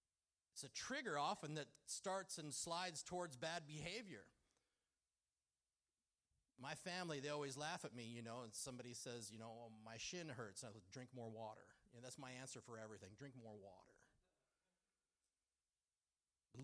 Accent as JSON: {"language": "English", "town": "Duluth", "region": "Minnesota", "country": "United States", "tie": "born or raised there", "said": "I grew up in Duluth, Minnesota, which is on Lake Superior"}